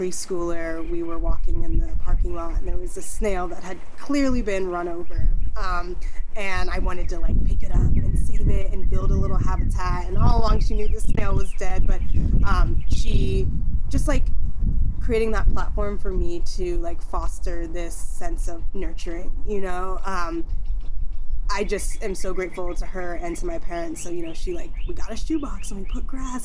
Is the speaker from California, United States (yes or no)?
yes; Bay Area, California, United States; also born or lived in New Jersey; we grew up here in the Bay Area, but then when I got into eighth grade, we actually picked up and moved to New Jersey.